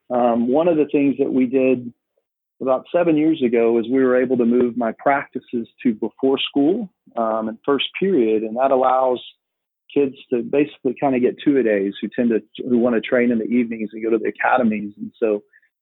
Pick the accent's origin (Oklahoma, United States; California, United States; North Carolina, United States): Oklahoma, United States; moved away as an adult; now in Texas, United States; I'm from Oklahoma. And so I played in the great state of Oklahoma growing up